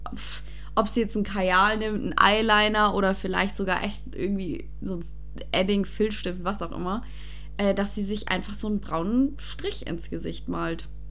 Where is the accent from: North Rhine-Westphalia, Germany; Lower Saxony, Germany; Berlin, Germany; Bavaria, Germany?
Bavaria, Germany; Passau; now in Ingolstadt, Germany